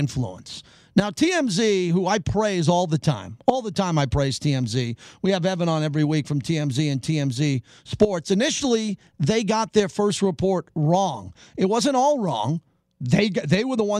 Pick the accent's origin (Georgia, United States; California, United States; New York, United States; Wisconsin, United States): New York, United States; As a New Yorker